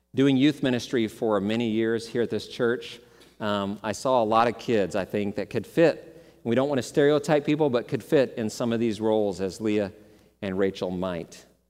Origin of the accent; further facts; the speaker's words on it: Dallas, Texas, United States; I grew up in Dallas, Texas